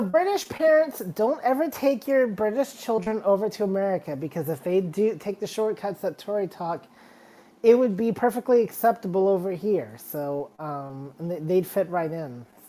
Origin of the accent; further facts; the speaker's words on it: Mississippi, United States; born there; also born or lived in England; I lived in England for the first 4 years of my life. And even though I was born in Mississippi, but I was only there for like 9 weeks, so it barely counts.